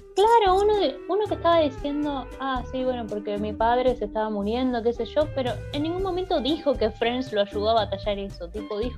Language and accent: Spanish; Argentina; Nosotros como buenos argentinos